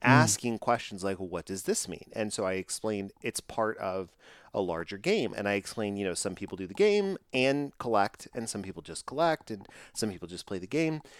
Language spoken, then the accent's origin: English; Texas, United States; I'm from Texas